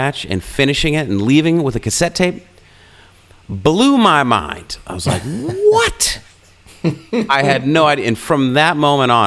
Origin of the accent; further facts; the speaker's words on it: Illinois, United States; where I grew up in Illinois